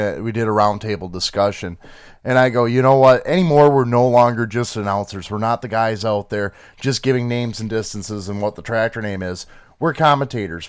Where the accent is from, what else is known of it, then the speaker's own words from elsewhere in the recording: Michigan, United States; we're from Michigan.